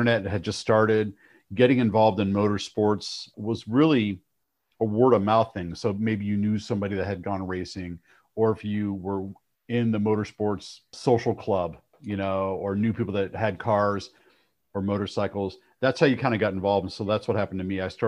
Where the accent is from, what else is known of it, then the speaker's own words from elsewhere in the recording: Cleveland, Ohio, United States; Like when I was growing up in Cleveland, Ohio, loved muscle cars, still a big Ford guy.